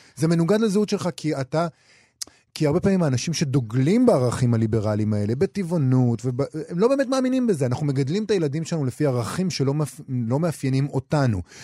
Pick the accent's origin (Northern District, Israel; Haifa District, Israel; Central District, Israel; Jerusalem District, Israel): Central District, Israel; Rehovot; עיר הולדתי